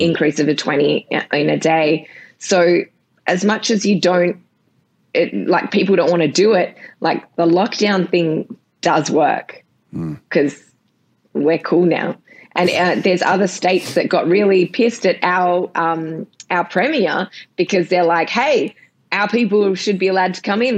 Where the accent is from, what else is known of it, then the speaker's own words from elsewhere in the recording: Australia; I'm just from Australia.